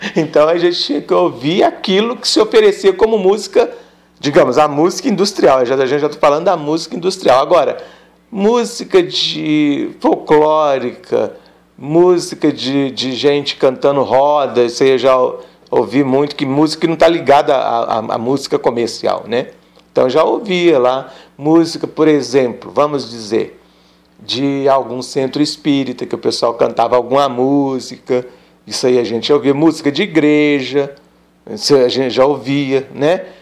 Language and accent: Portuguese; north of Minas Gerais, Brazil; onde eu mora, onde eu nasci, né, no norte de Minas